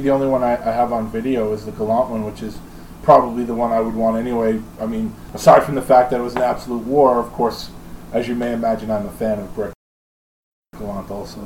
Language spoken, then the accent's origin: English; New York, United States; I was from New York